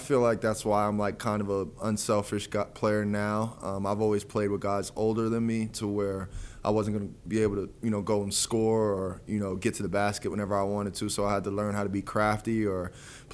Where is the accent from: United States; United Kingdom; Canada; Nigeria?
United States; North Bergen, New Jersey; I grew up in North Bergen in Fairview, which is about 15 minutes right down the road from Jersey City.